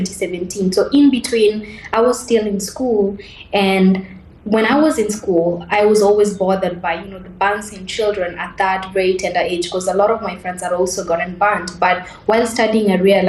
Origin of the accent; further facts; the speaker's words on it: Nairobi, Kenya; I grew up in Mukuru, which is one of the biggest slums in Nairobi.